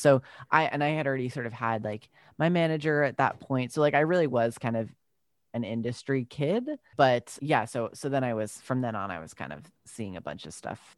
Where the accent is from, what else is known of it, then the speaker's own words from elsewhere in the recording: Long Island, New York, United States; also born or lived in Brooklyn / Utah; I grew up on Long Island and then I moved to the city, uh, when I was, like, eighteen